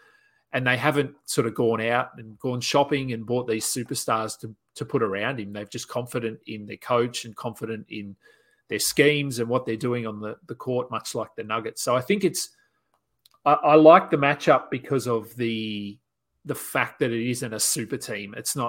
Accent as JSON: {"language": "English", "country": "Australia", "said": "And being Australian, Ben Simmons is sort of in the news a little bit over here"}